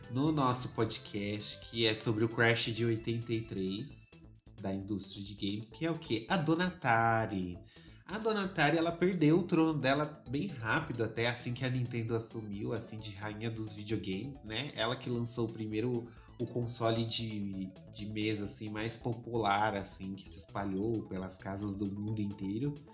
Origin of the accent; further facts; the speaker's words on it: Curitiba, Paraná, Brazil; chegou a hora de eu mostrar que eu sou de Curitiba.